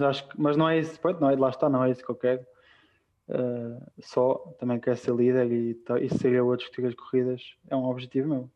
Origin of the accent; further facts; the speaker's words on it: A dos Francos, Leiria District, Portugal; moved away as an adult; now in Andorra; foi aí que eu cresci, foi com aquelas pessoas que eu cresci